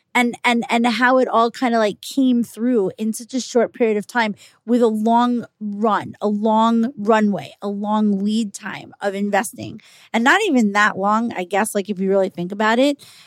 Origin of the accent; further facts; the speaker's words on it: New York, United States; I'm a New Yorker. I live in New York.